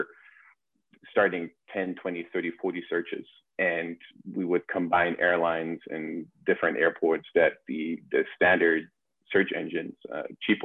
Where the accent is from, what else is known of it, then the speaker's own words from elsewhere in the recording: Germany; moved away as an adult; also born or lived in Vancouver, Canada; now in New York, United States; born and raised in Germany. In 2014, I moved to Vancouver